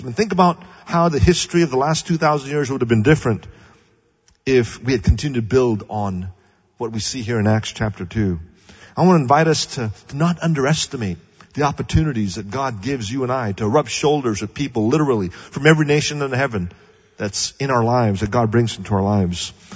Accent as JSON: {"language": "English", "region": "Kuala Lumpur", "country": "Malaysia", "tie": "born or raised there", "moved": "yes", "lives_now": "Pasadena, United States", "said": "I was born in Malaysia"}